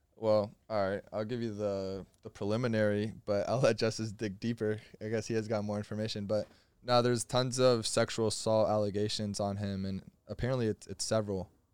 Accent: Florida, United States; I'm from Florida

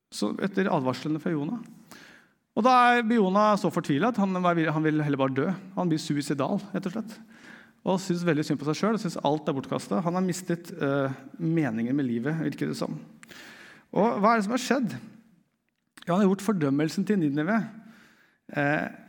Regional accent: Eastern Norway, Norway; meg som østlending, det er først når jeg kommer til Sørlandet, at jeg skjønner hva det vil si å være østlending

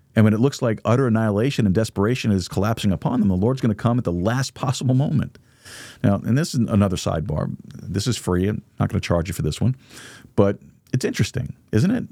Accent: United States; As an American

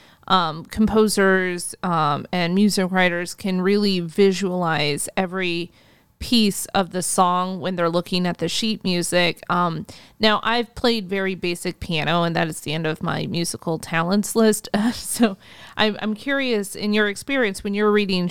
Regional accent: Germany; I was born in Germany

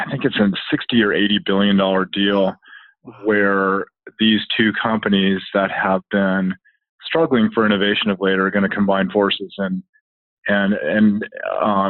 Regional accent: Southern California, United States; I grew up in Southern California

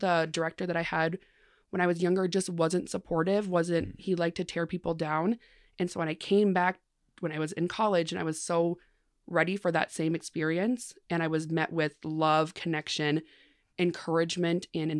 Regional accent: Mankato, Minnesota, United States

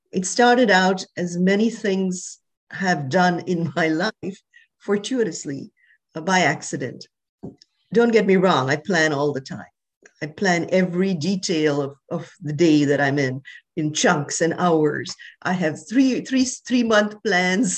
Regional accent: India; moved away as an adult; also born or lived in Wisconsin / New York; I was born in India. I grew up there

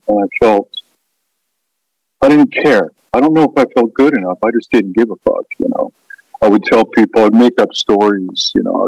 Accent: Ketchikan, Alaska, United States; I grew up in Ketchikan, Alaska.

